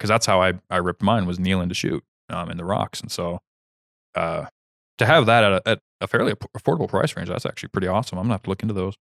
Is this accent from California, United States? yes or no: no; Kansas, United States; moved away; my home state, Kansas